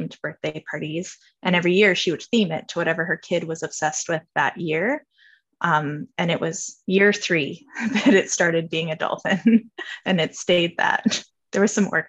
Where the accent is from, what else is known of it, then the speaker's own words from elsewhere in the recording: Vancouver Island, British Columbia, Canada; moved away as an adult; also born or lived in East Coast of Canada; now in Nova Scotia, Canada; I am from Vancouver Island, BC. That's where I grew up.